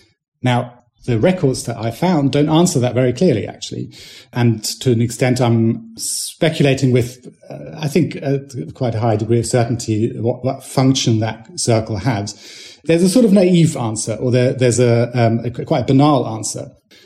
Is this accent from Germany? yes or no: yes; West Germany, Germany; even though I'm German, I was born in West Germany